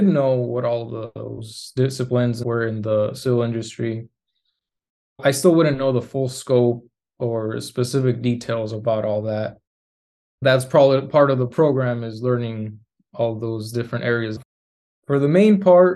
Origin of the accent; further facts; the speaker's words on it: Tucson, Arizona, United States; moved away as an adult; also born or lived in Mexico; now in Arlington, United States; I was born and raised in Tucson, Arizona.